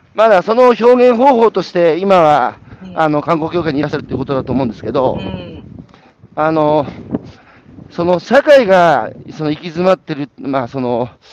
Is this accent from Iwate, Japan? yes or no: yes; Hanamaki, Iwate, Japan; moved away as an adult; also born or lived in Atsugi, Kanagawa; 岩手から18で田舎から出てきて